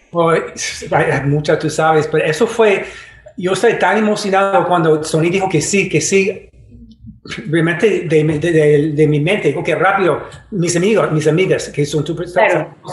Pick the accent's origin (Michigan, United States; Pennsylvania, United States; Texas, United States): Michigan, United States; Detroit; Spanish is a second language; moved away; also born or lived in New York; crecí en Detroit